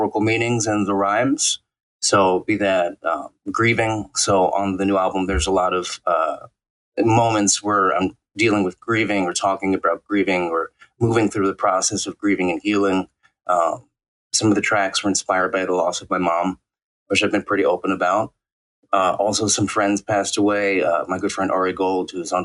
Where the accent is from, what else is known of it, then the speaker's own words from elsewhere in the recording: New York City, New York, United States; I was born and raised in New York City, in Brooklyn